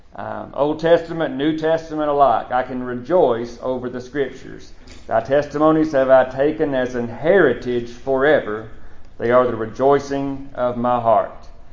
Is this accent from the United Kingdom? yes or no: no; United States; moved away as an adult; now in Lafayette, Macon County, United States; growing up in Monroe County